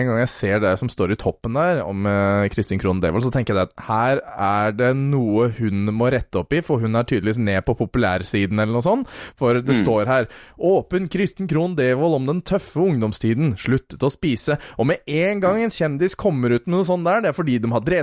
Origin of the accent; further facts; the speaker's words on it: Norway; Vi er jo nordmenn, jo også